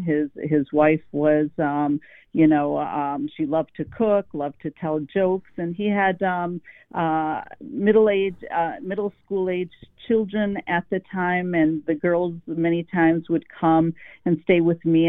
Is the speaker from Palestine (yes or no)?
yes; Palestine; also born or lived in West Virginia; now in United States; I was born in Palestine, but not in Gaza.